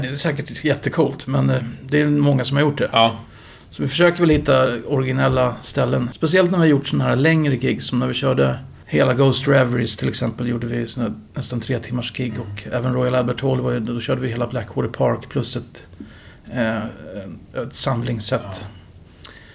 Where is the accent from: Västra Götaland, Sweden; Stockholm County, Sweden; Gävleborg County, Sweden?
Stockholm County, Sweden; Upplands Väsby; jag växte upp i Upplands Väsby